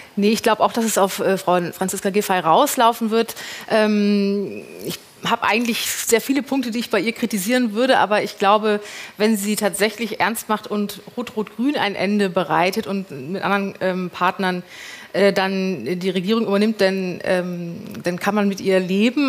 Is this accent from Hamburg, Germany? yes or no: yes; Hamburg, Germany; now in Berlin, Germany; ich bin aus Hamburg